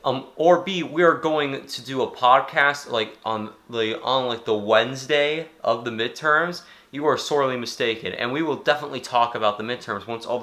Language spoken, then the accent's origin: English; Texas, United States; We're from Texas.